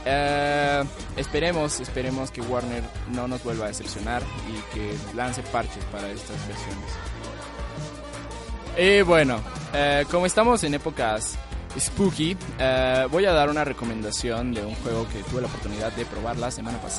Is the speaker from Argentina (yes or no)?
no; Oaxaca, Mexico; soy de Oaxaca, ah, que es como un Chiapas 2, pero bueno.